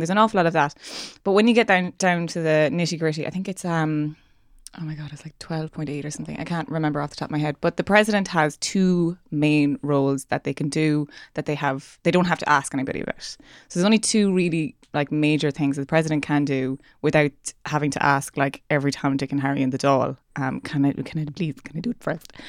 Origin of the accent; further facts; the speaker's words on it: Ireland; me being Irish